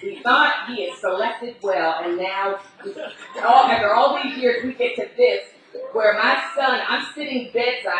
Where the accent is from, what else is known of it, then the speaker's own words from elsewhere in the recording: United States; as an American